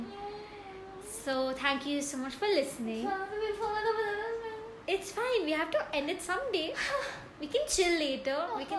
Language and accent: English; India; I'm from India.